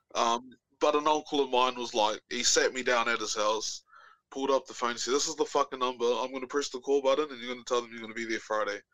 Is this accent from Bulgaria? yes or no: no; New Zealand; now in Auckland, New Zealand; moved to Auckland. So, I'm not from Auckland